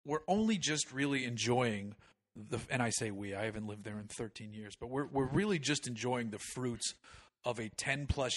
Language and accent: English; Boston, Massachusetts, United States; moved away; I'm from Boston